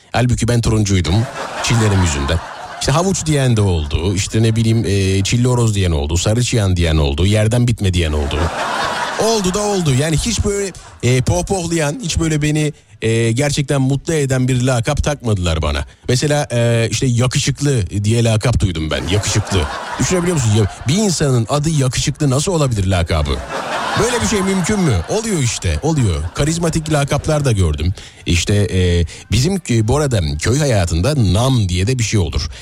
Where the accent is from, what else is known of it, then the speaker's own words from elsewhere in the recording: Nazilli, Aydın, Turkey; Nazilli benim memleketim